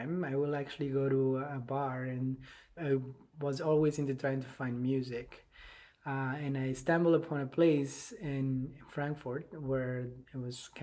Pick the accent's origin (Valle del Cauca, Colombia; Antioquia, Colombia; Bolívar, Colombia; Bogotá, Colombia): Bogotá, Colombia; English is a second language; moved away as an adult; now in Charlottesville, United States; I grew up in Bogota, in Colombia.